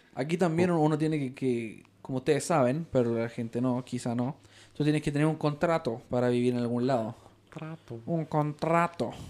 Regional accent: Ecuador; also born or lived in Peru; now in Utah, United States

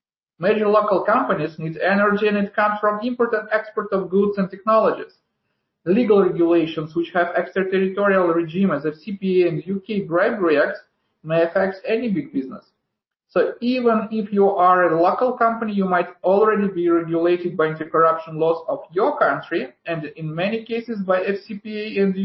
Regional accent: Uzbekistan; moved away; Originally, for instance, I'm from Uzbekistan

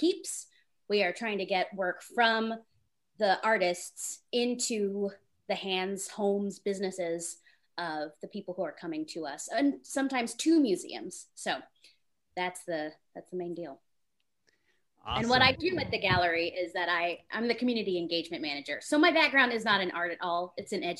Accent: Tulsa, Oklahoma, United States; I am from Tulsa

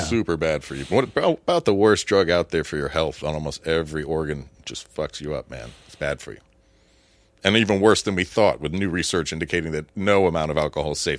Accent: Florida, United States; I grew up in Florida

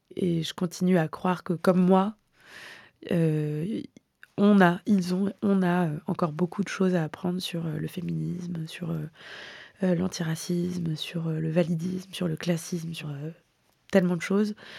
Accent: Hyères, Provence-Alpes-Côte d'Azur, France; moved away; j'ai grandi euh, dans le Var dans les années 90

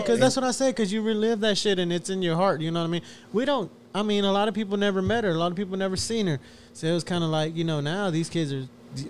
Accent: Houston, Texas, United States; we grew up like in Denver Harbor.

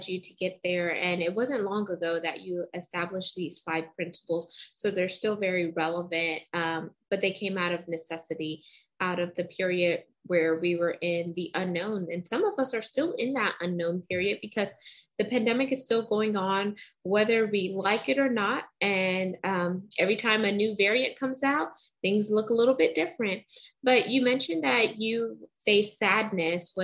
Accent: United States; I'm very Americanized and I was born here in America.

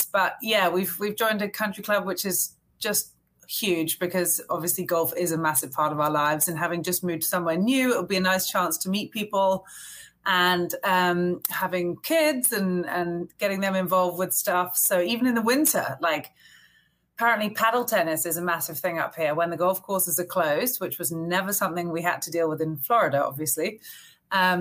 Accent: England, United Kingdom; now in Fairfield, United States; my husband and I are both English, so we live in New England now. It feels a little bit more familiar, I suppose, to the way we grew up at home

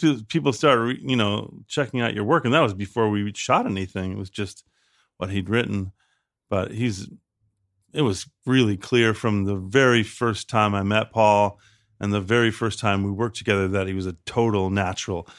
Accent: Chicago, Illinois, United States; moved away; Chicago. I'm from the south side of Chicago

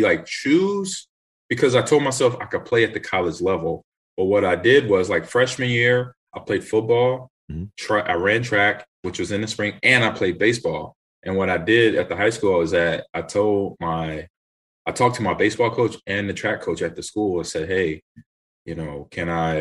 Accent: Los Angeles, California, United States; also born or lived in Nebraska; I was born in Nebraska. Grew up in Los Angeles

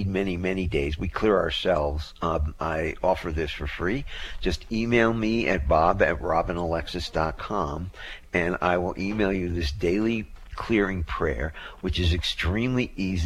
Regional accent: New Jersey, United States; New Jersey, my home state

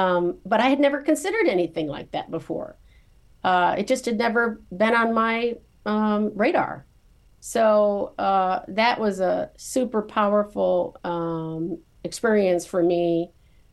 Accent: Morris, Illinois, United States; I was born and raised in Morris, Illinois, a small farming town south of Chicago

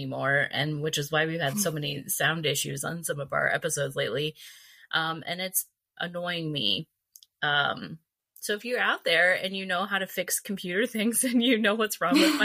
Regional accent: Valencia, California, United States; I grew up in Valencia. I went to high school there, went to junior high there

